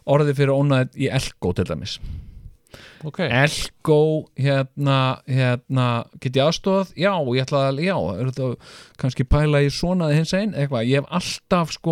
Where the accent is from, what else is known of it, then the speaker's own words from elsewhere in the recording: Iceland; en þetta er náttúrulega líka eitthvað sem við Íslendingar, Íslendingar eigum svolítið eftir að, að eh, sko, uppgöta.